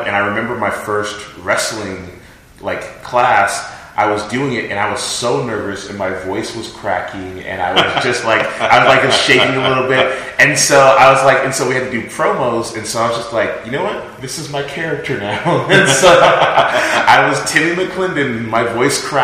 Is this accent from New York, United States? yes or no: no; Los Angeles, California, United States; now in Georgia, United States; I grew up in Los Angeles